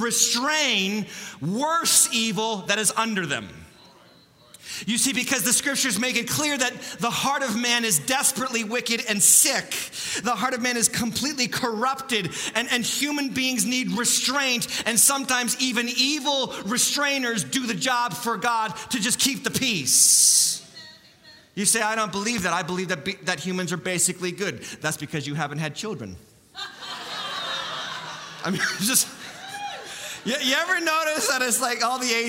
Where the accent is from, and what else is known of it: United States